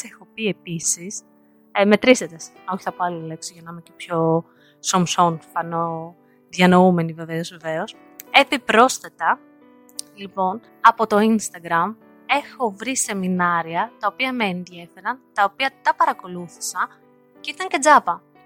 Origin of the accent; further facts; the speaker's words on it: Varda, Western Greece, Greece; moved away as an adult; now in United States; επικοινωνώ με την παρέα μου κάτω στη Βάρδα, στο χωριό μου, συνεχώς.